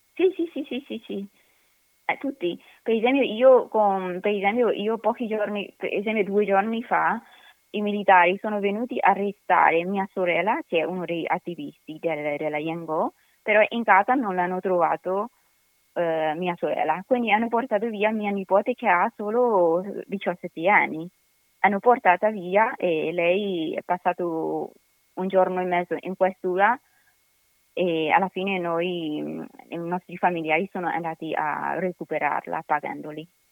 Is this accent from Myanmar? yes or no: yes; Myanmar; now in Italy; Noi birmani